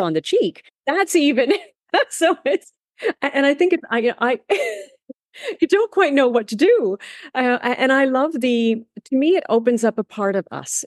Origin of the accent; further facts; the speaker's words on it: Canada; moved away as an adult; I, uh, was born and raised in Canada.